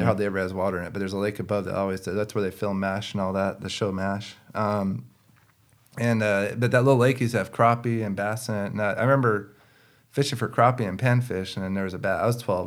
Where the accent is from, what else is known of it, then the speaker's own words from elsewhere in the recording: West Coast, United States; growing up on the West Coast